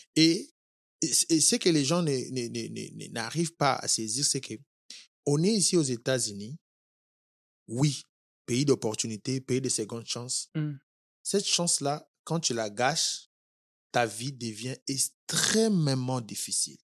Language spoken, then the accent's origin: French; Kinshasa, DR Congo; moved away as an adult; also born or lived in Ohio, United States; now in Kentucky, United States; je suis congolais, quinois